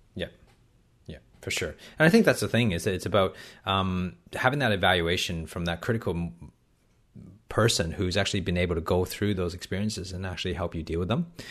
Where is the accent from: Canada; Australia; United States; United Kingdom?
Canada; accent: Canadian accent mixed in with some Australian twang; also born or lived in Hong Kong; I was born in Canada, but I actually left um, Canada to live in Hong Kong for about four years between the ages of five and nine